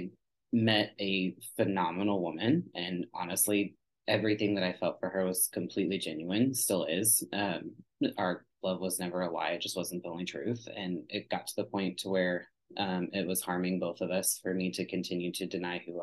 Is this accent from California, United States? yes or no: no; Texas, United States; I grew up in Texas and the Bible Belt